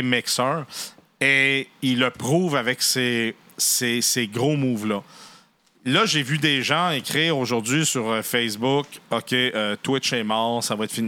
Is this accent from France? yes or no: no; Canada; chez nous au Canada